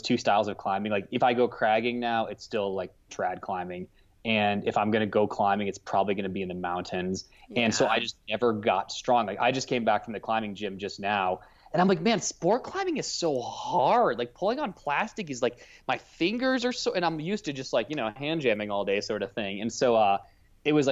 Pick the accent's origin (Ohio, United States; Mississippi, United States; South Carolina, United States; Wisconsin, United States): Ohio, United States; outside of Cleveland; moved away as an adult; now in Salt Lake City, United States; I'm from Ohio